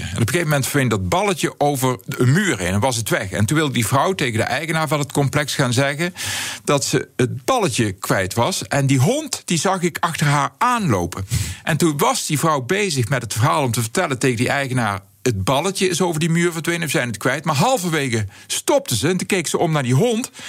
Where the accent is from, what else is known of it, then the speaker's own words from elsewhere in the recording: North Brabant, Netherlands; accent: Southeast Brabant dialect; first language Southeast Brabant dialect; in mijn Zuidoost-Brabantse dialect